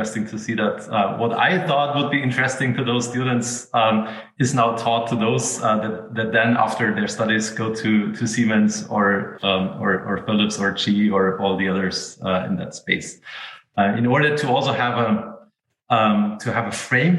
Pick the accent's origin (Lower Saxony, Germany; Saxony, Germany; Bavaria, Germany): Bavaria, Germany; Munich; I'm actually half Austrian and half German, but I'm born in Munich. So I grew up in Bavaria